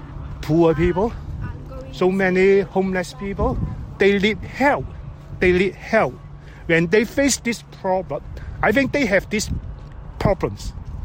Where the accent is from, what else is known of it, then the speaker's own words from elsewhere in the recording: Hong Kong; moved away as an adult; now in Manchester, United Kingdom; Because I'm a newcomer, I'm from Hong Kong, and then I have been here only 1 year